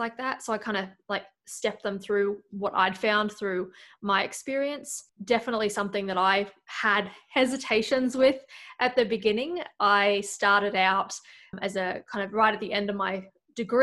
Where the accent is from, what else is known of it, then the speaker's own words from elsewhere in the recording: Australia; moved away as an adult; now in Iowa, United States; From Australia, but living in Iowa